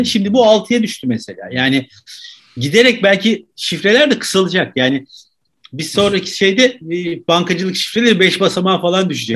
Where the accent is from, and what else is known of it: Turkey